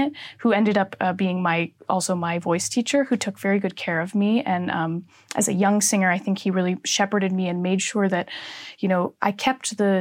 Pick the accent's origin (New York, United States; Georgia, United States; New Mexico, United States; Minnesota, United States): Minnesota, United States; Minneapolis; moved away as an adult; So I am from Minneapolis, Minnesota, originally, and that's where I grew up